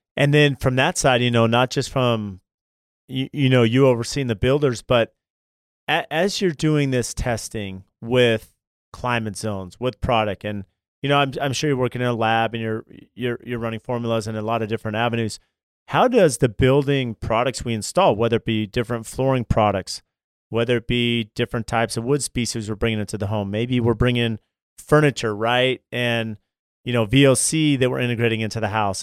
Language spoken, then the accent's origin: English; California, United States; I grew up in California and I worked as an electrician